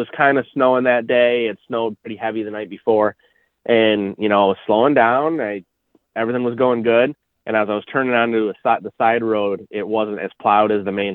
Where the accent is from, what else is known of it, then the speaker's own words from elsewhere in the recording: central New York, United States; I grew up in New York